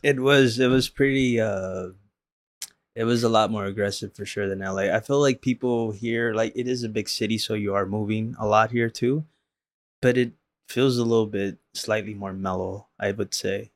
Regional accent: Los Angeles, California, United States; growing up in South Central and and in the late nineties

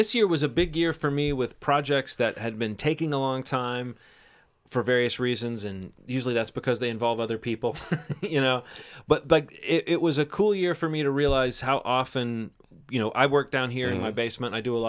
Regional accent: Alabama, United States; moved away; I grew up in Alabama

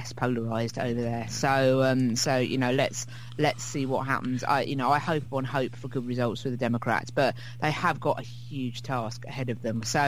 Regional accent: United Kingdom; as a British person

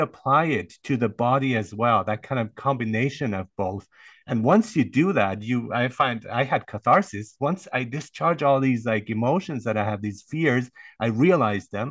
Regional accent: Germany; I grew up in Germany, so it was discipline, and they taught me good discipline.

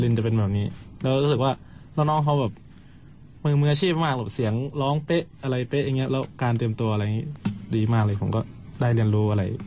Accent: Surin, Thailand; born or raised there

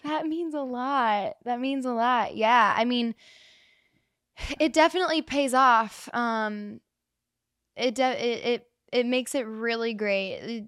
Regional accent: Reading, Ohio, United States; now in Nashville, United States; I grew up in Reading, Ohio, Cincinnati

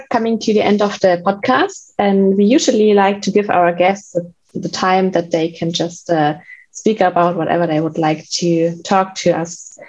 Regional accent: Germany; I grew up in Germany

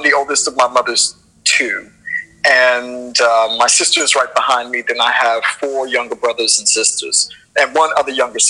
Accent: Washington, District of Columbia, United States; also born or lived in Hyattsville, Maryland; I'm from Northwest DC originally, and I grew up in Northwest, Northeast

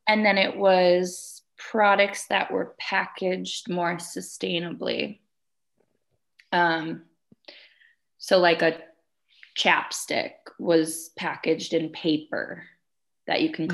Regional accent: Wisconsin, United States; moved away as an adult; now in Colorado, United States; I was born and raised in Wisconsin, and I moved out to Colorado about five years ago

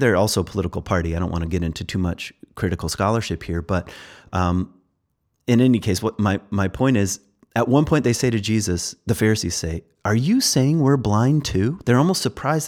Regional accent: Virginia, United States; I'm from Virginia

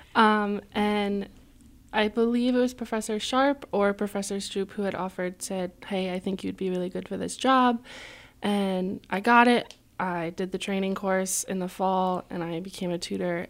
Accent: Colchester, Connecticut, United States; moved away as an adult; now in Keene, United States; I am from a small town called Colchester in Connecticut

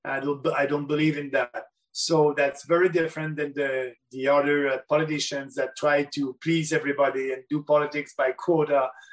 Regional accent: Canada

